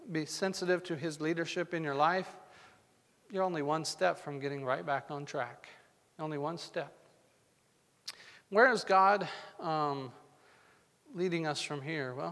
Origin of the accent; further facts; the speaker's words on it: Arizona, United States; also born or lived in New Mexico / Colorado; I was raised in Arizona, New Mexico, Colorado.